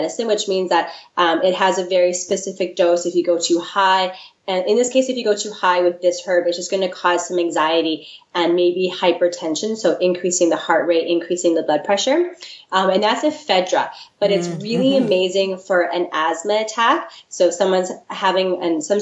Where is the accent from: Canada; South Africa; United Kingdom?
Canada; the Prairies; now in Victoria, Canada; I'm not from Victoria originally. I'm actually from the prairies.